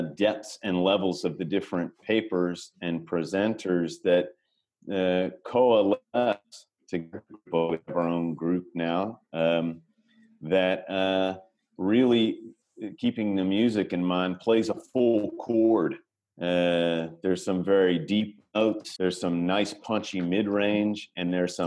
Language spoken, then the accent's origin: English; Austin, Texas, United States; my hometown of Austin